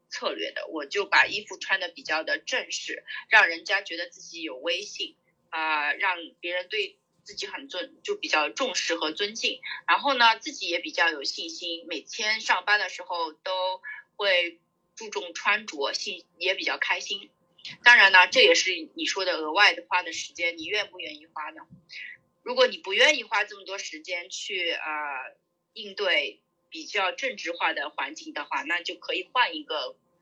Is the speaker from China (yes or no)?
yes; China; now in United States; 我们中国人嘛，在，呃，美国大公司